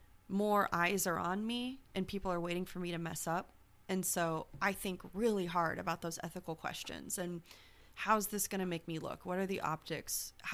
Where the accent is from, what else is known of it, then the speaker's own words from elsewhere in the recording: Nebraska, United States; I'm just Republican. I'm from Nebraska.